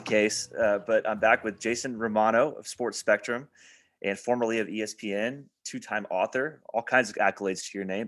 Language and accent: English; Evansville, Indiana, United States; my hometown at Evansville